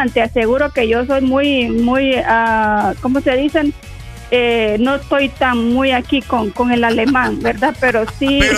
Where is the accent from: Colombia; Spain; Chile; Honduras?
Honduras; El Progreso, Yoro; now in Germany; yo soy de Progreso.